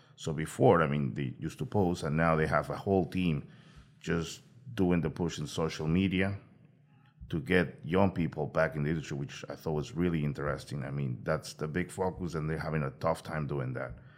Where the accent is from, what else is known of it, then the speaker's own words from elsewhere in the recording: Peru; moved away; I'm originally from Peru